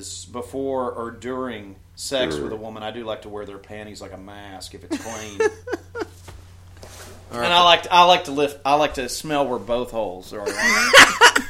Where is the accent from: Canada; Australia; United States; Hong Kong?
Canada; being Canadian